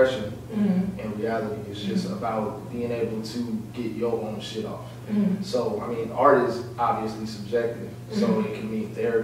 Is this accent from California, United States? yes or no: yes; Rancho Cucamonga, California, United States; I am from Rancho Cucamonga.